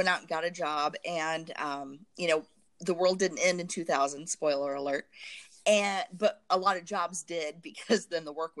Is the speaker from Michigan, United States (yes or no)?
no; Southern Indiana, United States; I grew up in Southern Indiana in a very homogeneous community